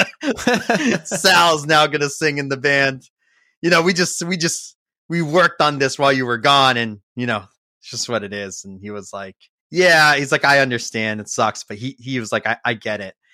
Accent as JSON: {"language": "English", "town": "Framingham", "region": "Massachusetts", "country": "United States", "tie": "born or raised there", "also_born_or_lived": "Boston, Massachusetts", "said": "I grew up in Framingham, Massachusetts, about, uh, you know, thirty minutes outside"}